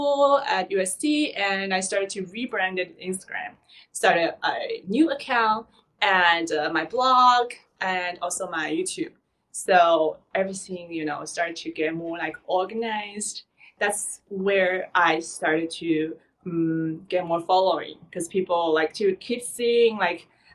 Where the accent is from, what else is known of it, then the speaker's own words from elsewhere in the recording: Shanghai, China; moved away as an adult; now in Los Angeles, United States; I was born and raised in Shanghai